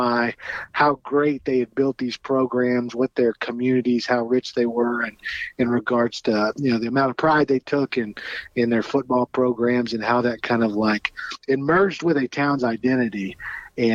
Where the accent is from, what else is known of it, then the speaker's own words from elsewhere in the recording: White Oak, Texas, United States; moved away as an adult; now in Oxford, Mississippi, United States; So I grew up in the White Oak area.